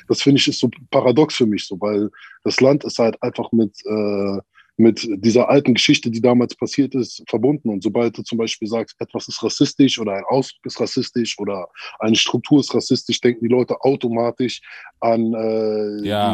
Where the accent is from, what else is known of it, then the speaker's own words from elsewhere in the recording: Berlin, Germany; Ich bin ja. in der Thermosiedlung aufgewachsen, da wo Samra auch herkommt